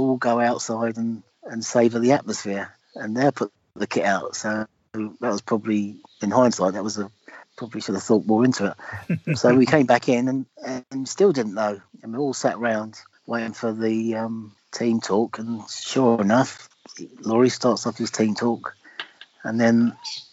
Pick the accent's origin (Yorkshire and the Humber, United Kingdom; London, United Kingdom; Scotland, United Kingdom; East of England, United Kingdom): London, United Kingdom; I was born in London. Well, obviously went to school in London, played my football in London